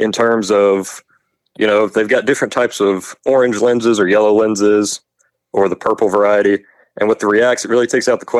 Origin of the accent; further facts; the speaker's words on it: Lexington, Kentucky, United States; I'm from Lexington, Kentucky, and I got started when I was about 9 years old or so